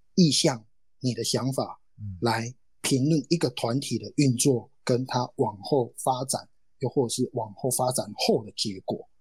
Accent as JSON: {"language": "Chinese", "country": "Taiwan", "tie": "born or raised there", "said": "我就是这样一个飞不出去的土生土长的选手"}